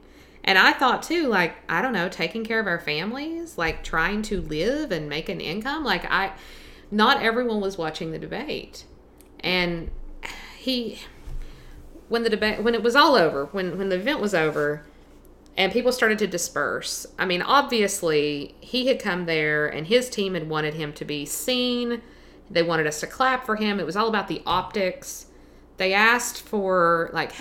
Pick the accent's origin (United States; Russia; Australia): United States; Buchanan County, Virginia; I grew up in Buchanan County